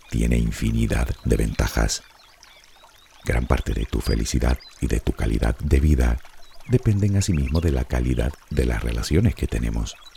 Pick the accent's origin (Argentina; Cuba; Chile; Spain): Spain; Y te lo digo yo que soy español y ni duermo la siesta ni sé bailar sevillanas.